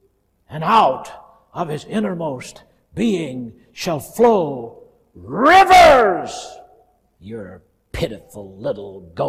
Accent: the South, United States; I grew up in the South where some people believe, we believe in the power in the blood and they believe in power in the tub.

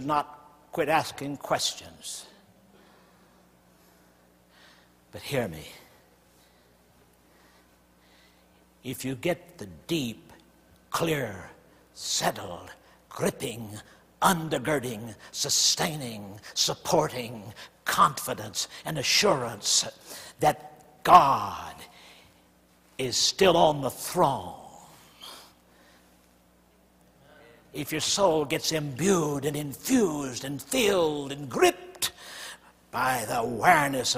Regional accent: the South, United States; I grew up in the South where the black church is strong

